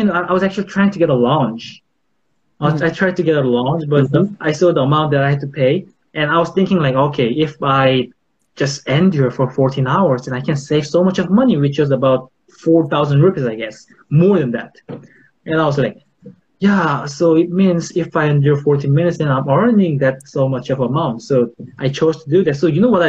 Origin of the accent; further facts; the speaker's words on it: South Korea; I'm from South Korea